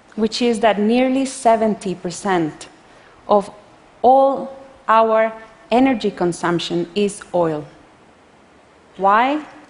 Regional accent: Costa Rica; I come from Costa Rica, a developing country

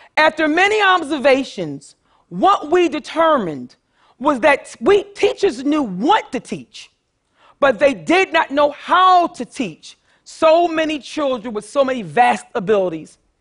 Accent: Philadelphia, Pennsylvania, United States; I grew up poor in North Philadelphia

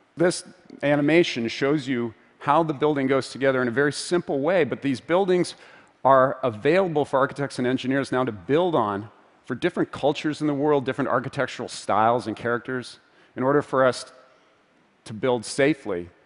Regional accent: Vancouver, British Columbia, Canada; my hometown of Vancouver

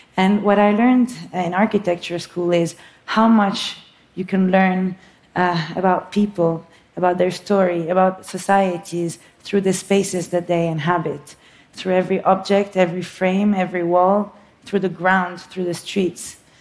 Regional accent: Beirut, Beirut Governorate, Lebanon; moved away as an adult; also born or lived in New York; I was born in Beirut, Lebanon. It's uh, what I call my home country.

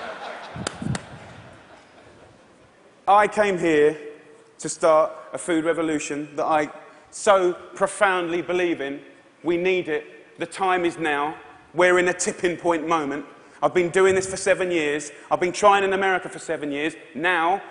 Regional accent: Essex, East of England, United Kingdom; I'm from Essex in England

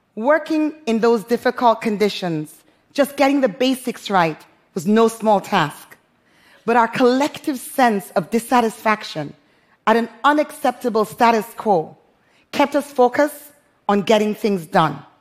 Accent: Freetown, Western Area, Sierra Leone; moved away as an adult; also born or lived in London; my hometown, Freetown, Sierra Leone

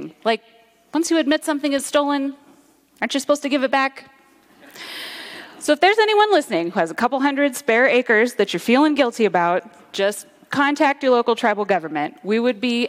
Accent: Kalapuya and Molalla territory, Oregon, United States; Home, for me, is also the Pacific Northwest. I grew up on Kalapuya and Malala territory

